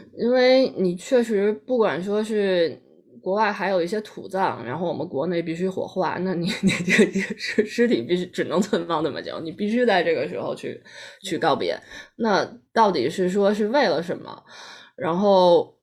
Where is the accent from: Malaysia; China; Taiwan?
China; 我们中国人有一个，有一个观念是入土为安